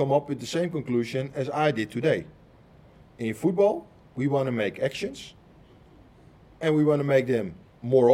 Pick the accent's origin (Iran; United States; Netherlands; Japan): Netherlands; I am somebody from Holland, where Dutch people speak Dutch